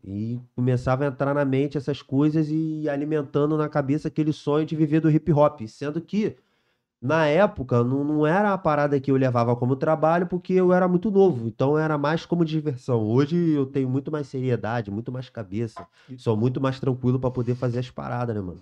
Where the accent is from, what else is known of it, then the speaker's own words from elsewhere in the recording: São Gonçalo, Rio de Janeiro, Brazil; nasci lá no Vila Laje, lá em São Gonçalo, lá, né? Criança normal, joga bola, solta pipa